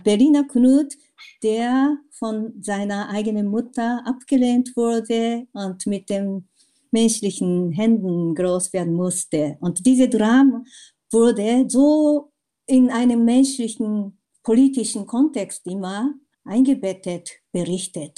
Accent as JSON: {"language": "German", "country": "Japan", "tie": "born or raised there", "also_born_or_lived": "Tokyo", "second_language": "German", "moved": "as an adult", "lives_now": "Germany", "said": "Meine erste Erfahrung als Kind in Japan und meine erste in Deutschland, als ich als 22-Jährige nach Deutschland kam."}